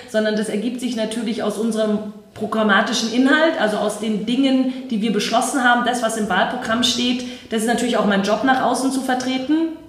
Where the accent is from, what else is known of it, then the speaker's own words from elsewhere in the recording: Herrsching am Ammersee, Bavaria, Germany; Also ich komme ja aus Hersching am Ammersee und äh, da gab es keine Jugendorganisation.